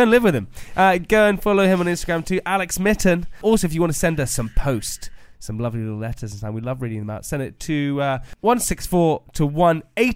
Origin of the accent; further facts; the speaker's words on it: the Cotswolds, South West England, United Kingdom; I grew up in the Cotswolds, which is not far from Gloucester.